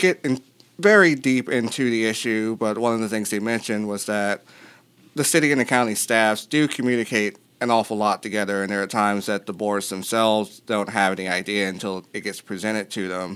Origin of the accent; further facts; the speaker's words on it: Hampton Roads, Virginia, United States; now in Charlottesville, United States; I grew up in Hampton Roads, and there's seven cities there.